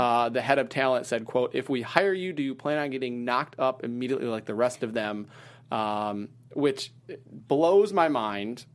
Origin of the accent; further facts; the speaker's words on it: Wisconsin, United States; moved away as an adult; also born or lived in Ohio / Terre Haute, Indiana / Charleston, West Virginia / Washington, D.C.; I grew up in Wisconsin